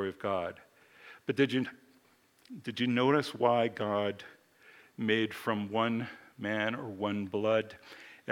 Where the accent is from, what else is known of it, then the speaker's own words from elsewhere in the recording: United States; I am an American of Irish and English descent